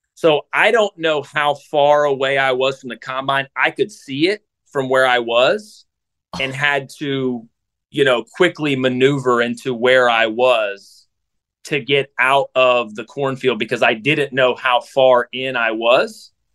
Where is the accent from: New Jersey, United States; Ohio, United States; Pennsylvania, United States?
Ohio, United States; south of Columbus; I grew up in Ohio, so I'm an Ohio guy too. Grew up in south of Columbus